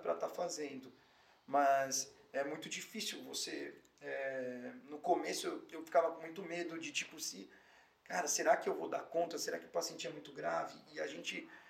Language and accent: Portuguese; São Paulo, Brazil; eu sou da Zona Norte de São Paulo, paulistano, criado, nascido lá